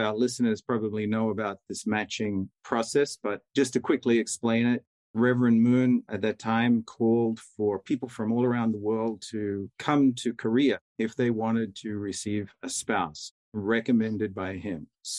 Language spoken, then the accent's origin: English; Australia; now in Bridgeport, United States; I was born in Australia in a mud hut. No, I'm just kidding. I grew up in the countryside on a farming community in Australia. And it was a very rural kind of upbringing. So I lived on a dairy farm for a while, and we owned our own little hobby farm of about 17 acres.